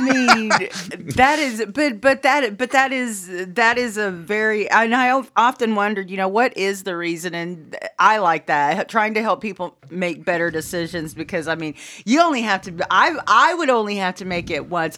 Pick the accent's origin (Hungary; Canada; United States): United States; Caddo County, Oklahoma; where we're from, we're from Caddo County